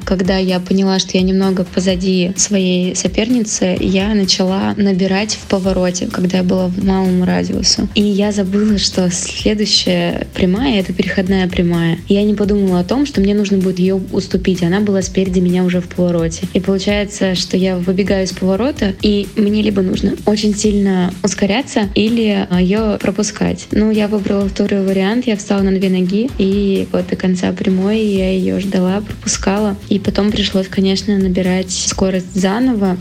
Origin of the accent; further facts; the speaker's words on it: Chelyabinsk, Chelyabinsk Oblast, Russia; Челябинск, мой родной город